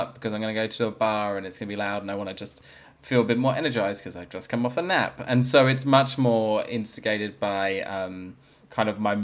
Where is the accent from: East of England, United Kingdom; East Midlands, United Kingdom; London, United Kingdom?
London, United Kingdom; now in Australia; I grew up in London, so it's obviously a very multicultural, diverse, lots of different things going on